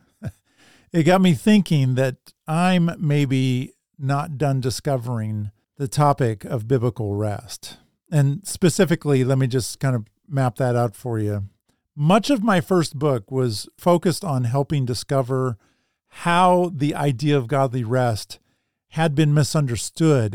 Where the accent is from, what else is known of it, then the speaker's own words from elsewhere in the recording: Salem, Oregon, United States; my hometown of Salem, Oregon.